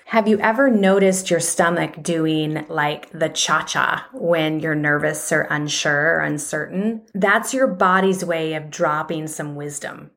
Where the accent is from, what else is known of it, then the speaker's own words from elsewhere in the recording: Arizona, United States; moved away as an adult; also born or lived in Georgia; now in Atlanta, United States; I grew up in Arizona and then moved here